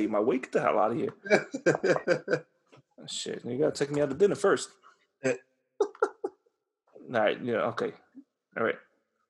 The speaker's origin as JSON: {"language": "English", "town": "New York City", "region": "New York", "country": "United States", "tie": "born or raised there", "also_born_or_lived": "New Jersey", "moved": "yes", "said": "I'm born and raised in the Bronx. I'm from the city"}